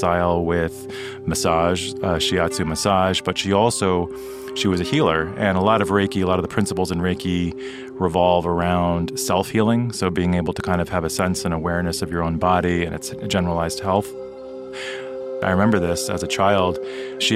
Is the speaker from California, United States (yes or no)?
no; New York City, New York, United States; also born or lived in Tokyo, Japan; I grew up in New York City, but I was actually born in Tokyo